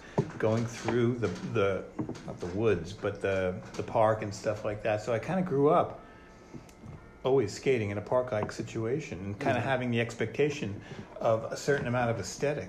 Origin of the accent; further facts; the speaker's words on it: Long Island, New York, United States; being on Long Island in the '60s and growing up in the '50s and '60s.